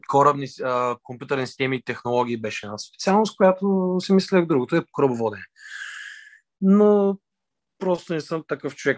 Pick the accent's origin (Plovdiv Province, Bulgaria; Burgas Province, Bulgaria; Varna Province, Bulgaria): Varna Province, Bulgaria; Varna; роден съм от Варна, родом от Варна, живея във Варна